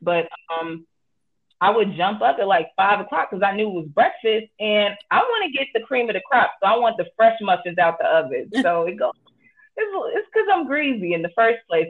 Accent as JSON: {"language": "English", "town": "Chicago", "region": "Illinois", "country": "United States", "tie": "born or raised there", "said": "I am from Chicago, Illinois, born and raised"}